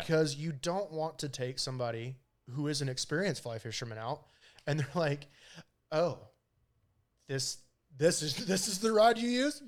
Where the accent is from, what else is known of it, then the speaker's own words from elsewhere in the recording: Pinedale, Wyoming, United States; I grew up in Pinedale